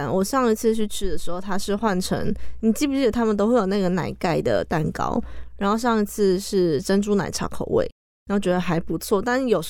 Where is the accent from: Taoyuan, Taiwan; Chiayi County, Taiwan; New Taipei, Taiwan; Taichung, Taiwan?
Taichung, Taiwan; 身为台中人的我